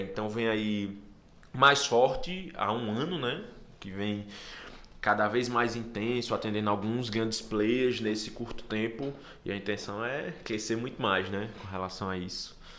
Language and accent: Portuguese; Natal, Rio Grande do Norte, Brazil; also born or lived in São Paulo / Fortaleza; De Natal. Nasci lá na Zona Norte, bairro do Santa Catarina